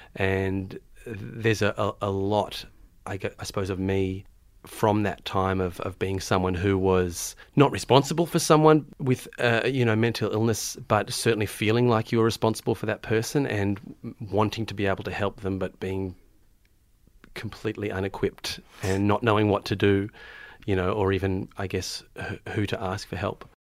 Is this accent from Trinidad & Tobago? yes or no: no; Melbourne, Victoria, Australia; also born or lived in Tonga; I was born in Melbourne, born, born down south in Melbourne, down in Hampton, where I had most of my childhood